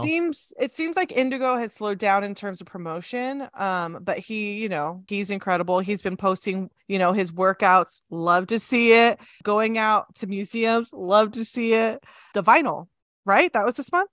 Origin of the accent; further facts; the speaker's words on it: Southern California, United States; now in Utah, United States; I grew up in Southern California